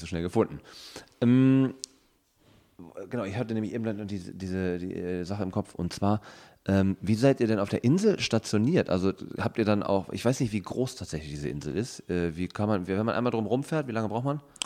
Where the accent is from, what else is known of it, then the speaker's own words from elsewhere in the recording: North Rhine-Westphalia, Germany; ich komme aus, äh, ähm, aus Ostwestfalen